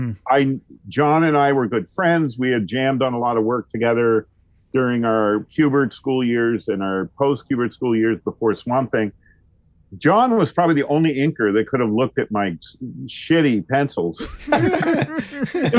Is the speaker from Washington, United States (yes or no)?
no; Northern Vermont, United States; we got the Canadian TV networks growing up in Northern Vermont